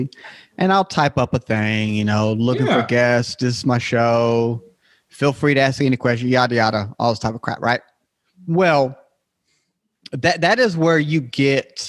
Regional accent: United States; I'm from the States

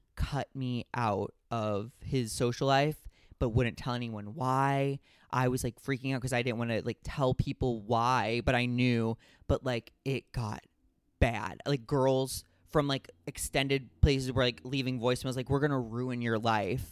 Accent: Midwest, United States; growing up in the Midwest

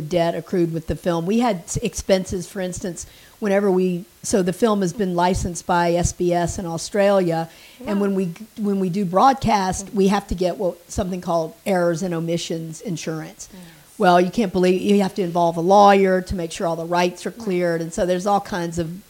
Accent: North Carolina, United States; moved away; Roanoke, you know, the lost colony, which I grew up with in North Carolina.

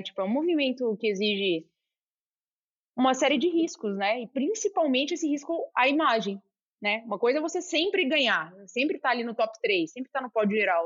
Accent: Goiânia, Goiás, Brazil; moved away; also born or lived in Brasília; eu cresci em Goiânia, depois eu fui, fui para Brasília

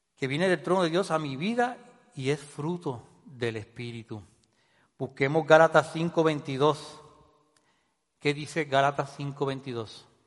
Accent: Puerto Rico

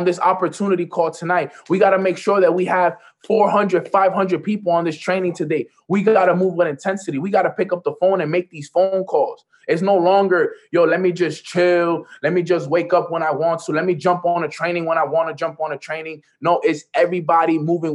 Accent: New York, United States; I'm from New York

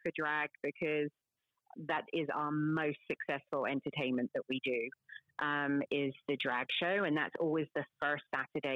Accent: London, United Kingdom; moved away; I'm from London

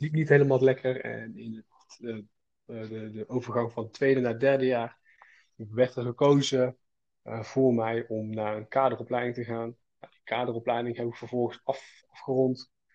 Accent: Schaijk, North Brabant, Netherlands; ik kom uit, eh, uit Brabant, uit uh, eh, Schaik. Dat ligt tussen Os en Uden

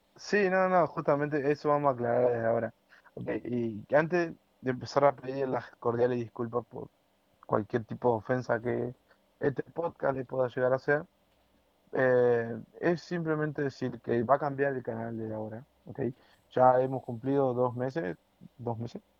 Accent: Argentina; Me cuesta dejar mi país porque es un país que yo, cuando era muy chico, conocí una parte que ahora ya no existe.

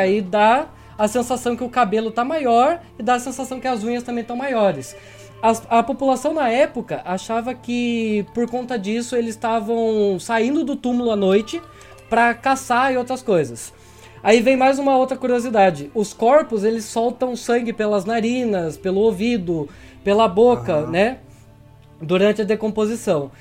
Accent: Tatuí, São Paulo, Brazil; Tatuí, minha terrinha

